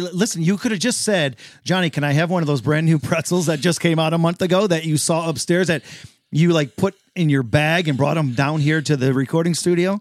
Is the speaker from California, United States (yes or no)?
no; Detroit, Michigan, United States; I am from the South, the very southern part of Detroit.